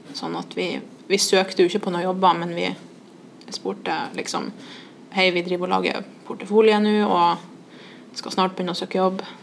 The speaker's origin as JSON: {"language": "Norwegian", "town": "Trondheim", "region": "Trøndelag", "country": "Norway", "said": "vi var to fra Trondheim"}